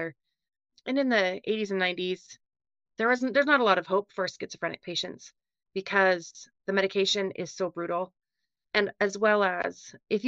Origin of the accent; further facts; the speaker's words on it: West Valley City, Utah, United States; also born or lived in Logan, Utah / Iowa; I grew up in West Valley. That's in Utah